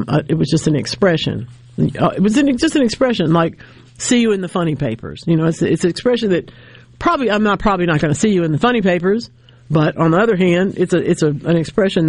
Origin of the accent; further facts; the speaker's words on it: Louisiana, United States; now in Mississippi, United States; my home state of Louisiana